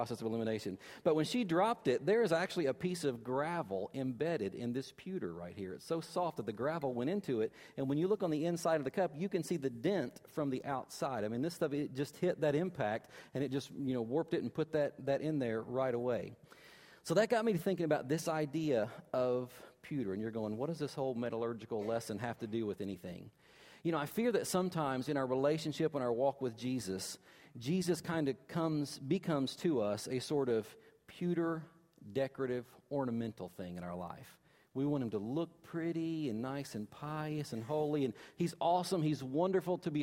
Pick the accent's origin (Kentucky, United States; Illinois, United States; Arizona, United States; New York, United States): Kentucky, United States; I'm from Kentucky